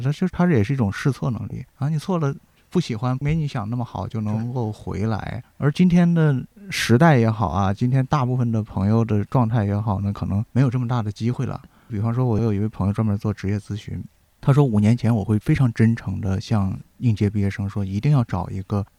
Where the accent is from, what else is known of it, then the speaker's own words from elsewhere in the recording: China; 我们中国人